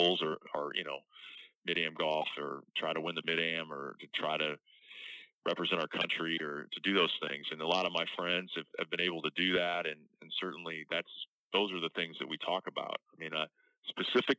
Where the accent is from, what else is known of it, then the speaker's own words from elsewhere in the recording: St. Louis, Missouri, United States; I don't say I'm from St. Louis, Missouri